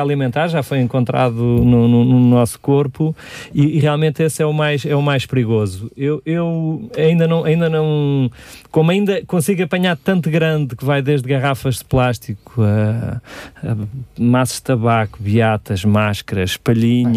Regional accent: Sintra, Lisbon, Portugal; eu sou aqui de Sintra, vivo em Magoito

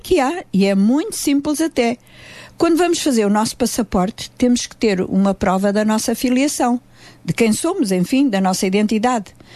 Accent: Portugal; Somos portuguesas

